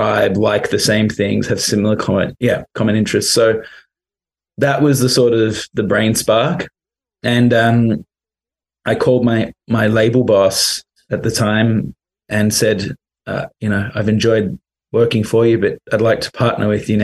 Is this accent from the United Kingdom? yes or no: yes; London, United Kingdom; moved away; also born or lived in Australia; I'm actually from London originally.